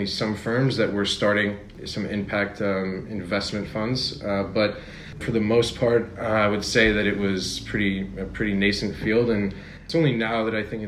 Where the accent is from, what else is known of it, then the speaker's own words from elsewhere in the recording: New Jersey, United States; moved away as an adult; also born or lived in Pennsylvania / New York; now in Paris, France; I was born in New Jersey, where I was raised until I went to school in Pennsylvania